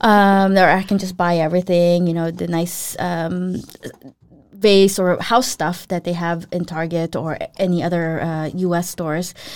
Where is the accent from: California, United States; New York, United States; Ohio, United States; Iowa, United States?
California, United States; Los Angeles; I'm from Los Angeles